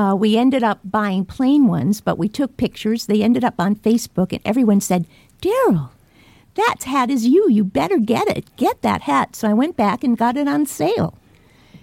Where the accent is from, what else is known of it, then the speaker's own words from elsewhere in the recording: Woonsocket, Rhode Island, United States; my hometown of Woonsocket, Rhode Island.